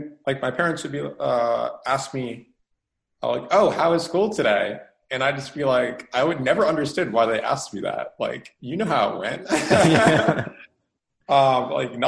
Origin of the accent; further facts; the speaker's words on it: Rhode Island, United States; now in South Carolina, United States; I'm from Rhode Island originally, but right now I'm in like South Carolina